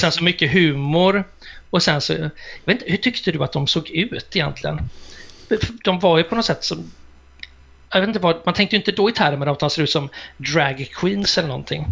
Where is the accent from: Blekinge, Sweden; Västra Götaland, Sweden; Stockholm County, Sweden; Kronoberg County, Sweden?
Västra Götaland, Sweden; Gothenburg; jag kommer ju från Göteborg och Bildal